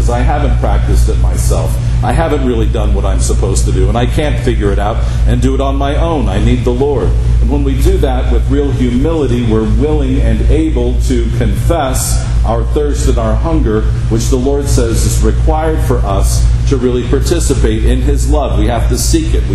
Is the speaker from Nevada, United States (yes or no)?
yes; Henderson, Nevada, United States; growing up in Henderson, right? Because I grew up on the side of Black Mountain